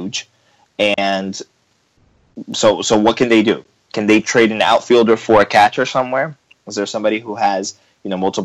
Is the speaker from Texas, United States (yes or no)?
no; Miami, Florida, United States; I grew up in Miami